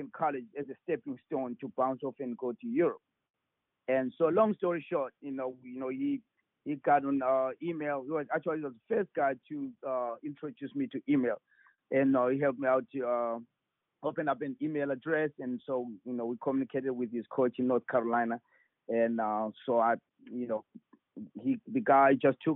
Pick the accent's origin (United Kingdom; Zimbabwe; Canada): Zimbabwe; moved away as an adult; now in United States; I grew up there, of course. I was born and raised there.